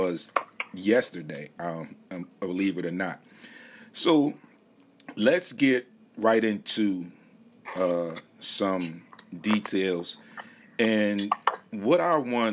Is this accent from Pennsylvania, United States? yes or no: yes; Philadelphia, Pennsylvania, United States; me also being a Philadelphia native and still currently living here